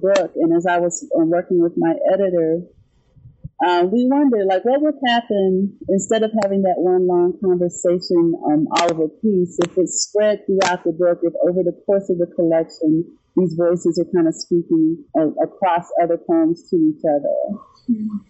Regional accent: Nashville, Tennessee, United States; moved away as an adult; also born or lived in Kansas City, Missouri; now in New York City, United States; I grew up in Nashville, and I lived in the Midwest for about 5 years in Kansas City, Missouri

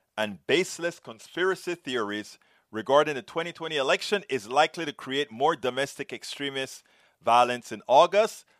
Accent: Panama; I'm from Panama

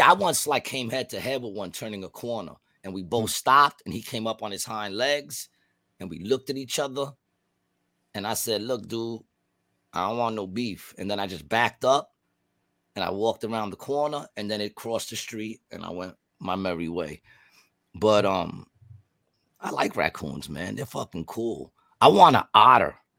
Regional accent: New York City, New York, United States; also born or lived in Glendale; I grew up in Queensbridge and Ravenswood

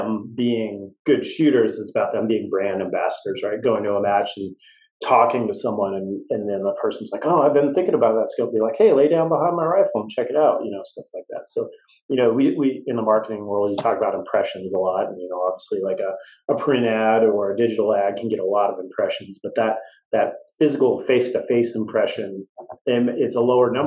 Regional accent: West Coast, United States; I grew up on the West Coast

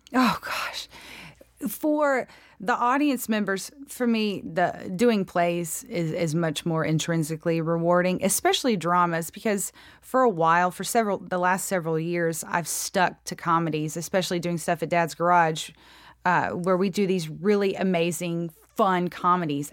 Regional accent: Free Home, Georgia, United States; accent: drawl; I grew up in a really super, super, super small town

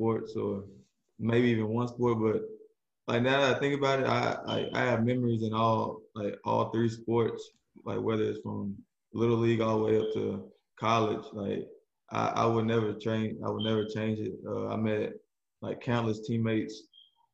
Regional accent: Southaven, Mississippi, United States; I'm from South Haven, Mississippi, outside of Memphis, Tennessee

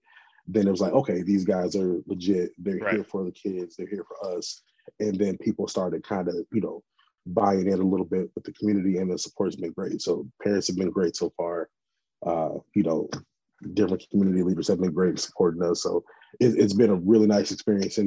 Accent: Hawkins Park, Illinois, United States; also born or lived in Kankakee County, Illinois; I actually grew up about 30 miles west in a little small town called Hawkins Park

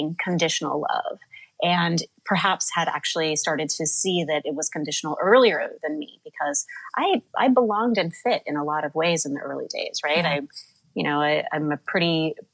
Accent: Midwest, United States; now in New York City, United States; I live in New York City now, but I grew up in the Midwest

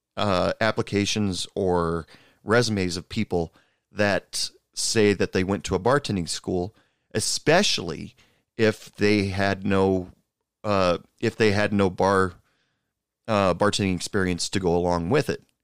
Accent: Portland, United States; moved away as an adult; now in Odessa, United States; I'm originally from the Portland area

